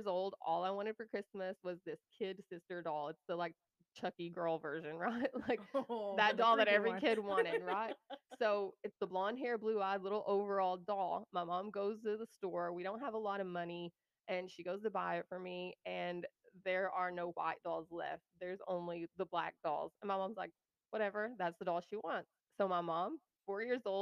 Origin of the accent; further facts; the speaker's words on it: the Bible Belt, United States; moved away as an adult; also born or lived in New Mexico; I'm from the Bible Belt